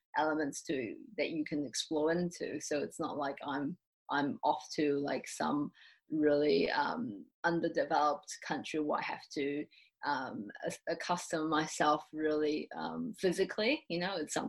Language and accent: English; Taiwan; moved away as an adult; also born or lived in New Zealand; I'm from Taiwan, so obviously I grew up in Taiwan, but I did spend 5 years of my childhood in New Zealand.